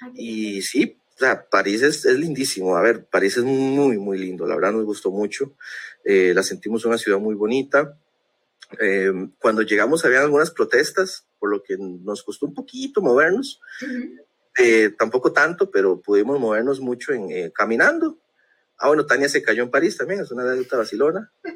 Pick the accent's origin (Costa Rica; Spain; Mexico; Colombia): Costa Rica; Como buen tico que soy